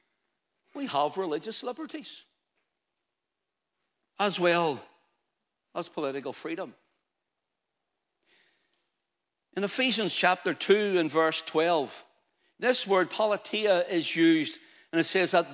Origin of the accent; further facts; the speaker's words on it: Ulster, Northern Ireland, United Kingdom; I'm an Ulsterman. I was freeborn here